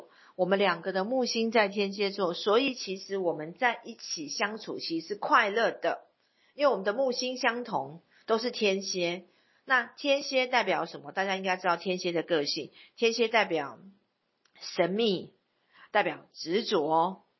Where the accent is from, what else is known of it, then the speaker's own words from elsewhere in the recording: Taipei, Taiwan; born there; 因为我本身是在台北出生。